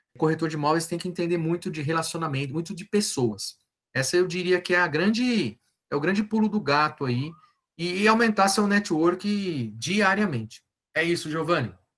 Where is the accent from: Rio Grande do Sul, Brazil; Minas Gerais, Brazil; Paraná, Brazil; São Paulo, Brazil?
São Paulo, Brazil; ABC region; sou do ABC